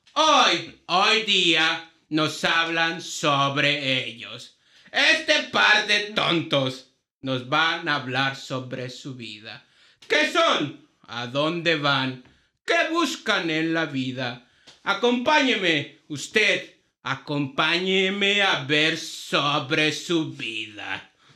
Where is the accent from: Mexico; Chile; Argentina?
Mexico; Mexico City; nací en Ciudad de México